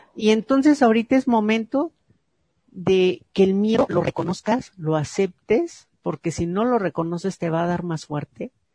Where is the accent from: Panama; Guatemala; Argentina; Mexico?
Mexico; porque nacimos en México